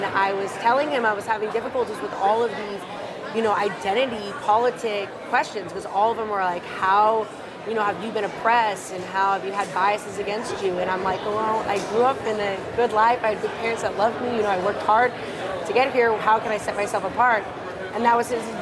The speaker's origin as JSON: {"language": "English", "town": "Camarillo", "region": "California", "country": "United States", "tie": "born or raised there", "also_born_or_lived": "San Diego", "moved": "as an adult", "said": "So I was born and raised there, and I did my undergrad there"}